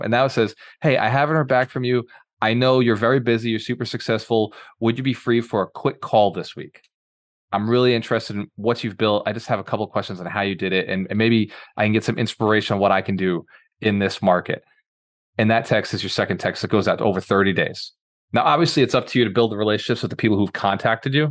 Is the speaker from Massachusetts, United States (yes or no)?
yes; Fall River, Massachusetts, United States; also born or lived in Boston; now in Tampa, United States; I'm actually from Boston. So the city you're living in right now, before I moved to Tampa, I was from there, is a little city about an hour south called Fall River